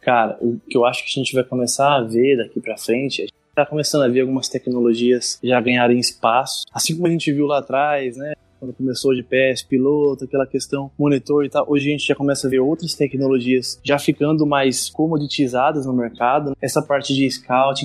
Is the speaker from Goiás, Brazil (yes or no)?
no; São Manuel, São Paulo, Brazil; moved away as an adult; also born or lived in Ilha Solteira / Passo Fundo / Lucas do Rio Verde / Tangará da Serra; sou natural de São Manuel